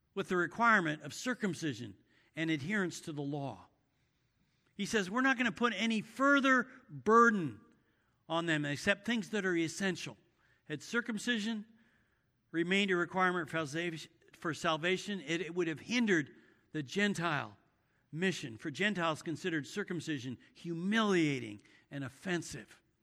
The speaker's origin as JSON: {"language": "English", "area": "San Francisco Bay Area", "region": "California", "country": "United States", "tie": "born or raised there", "said": "I grew up in the San Francisco Bay Area"}